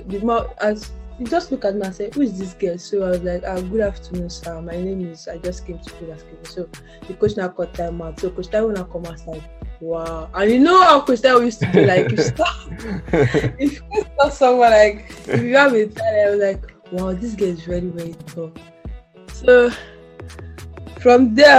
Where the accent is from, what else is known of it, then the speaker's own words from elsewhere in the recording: Osun, Nigeria; also born or lived in Delta State, Nigeria; I wasn't born in Osun State. I was born in Delta State.